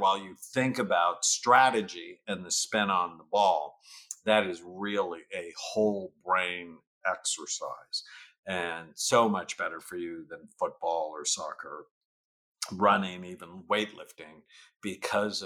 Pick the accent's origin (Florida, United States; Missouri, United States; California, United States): California, United States; San Fernando Valley; I grew up in the San Fernando Valley in the late 1960s